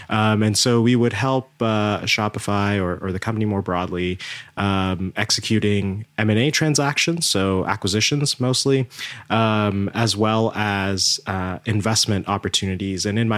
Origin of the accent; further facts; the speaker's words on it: Toronto, Ontario, Canada; also born or lived in India; So I was born in India, and my family had moved to Canada when I was 6 years old. So they moved to Toronto, and Toronto has been home ever since. I've grown up in Toronto